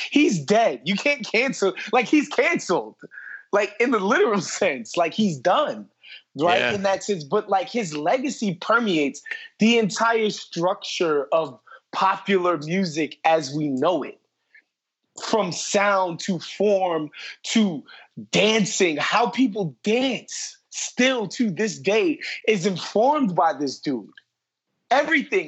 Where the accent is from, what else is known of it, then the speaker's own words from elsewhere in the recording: United States; As an American